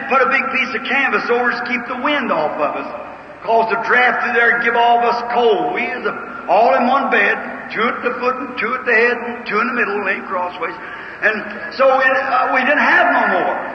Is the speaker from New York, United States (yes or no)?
no; Kentucky, United States; I was raised in Kentucky